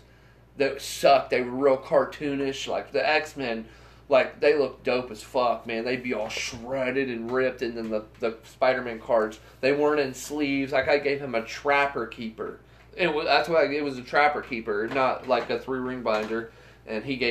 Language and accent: English; Bainbridge, Ohio, United States; also born or lived in Londonderry, Ohio; We're moving from Bainbridge to Londonderry. And when you're 11